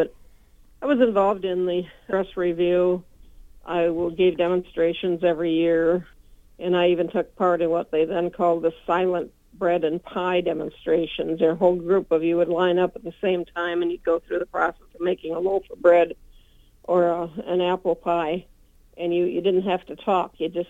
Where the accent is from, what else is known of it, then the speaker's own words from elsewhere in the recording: Minnesota, United States; Well, it was from the western part of the county, west of Klossner, or a little bit southwest of Klossner, just across the river from New Ulm